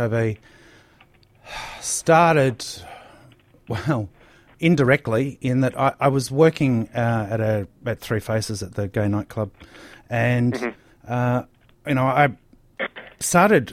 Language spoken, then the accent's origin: English; Bendigo, Victoria, Australia; me growing up in Bendigo